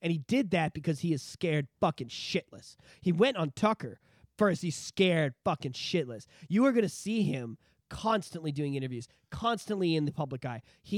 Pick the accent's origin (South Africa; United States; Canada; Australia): Canada; And as a Canadian, you feel superior to that, right?